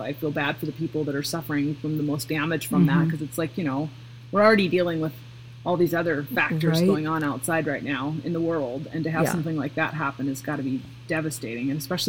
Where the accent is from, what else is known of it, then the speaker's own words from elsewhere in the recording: Pacific Northwest, United States; Cause like I come from the Pacific Northwest and I'm used to like hurricane gales